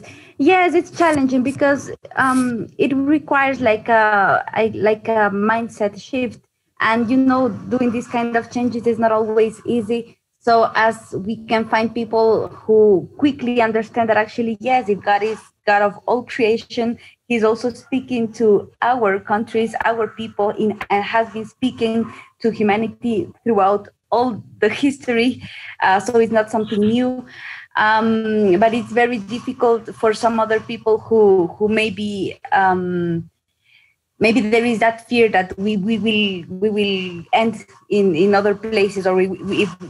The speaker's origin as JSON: {"language": "English", "country": "Ecuador", "said": "I am from Ecuador. I live in Ecuador"}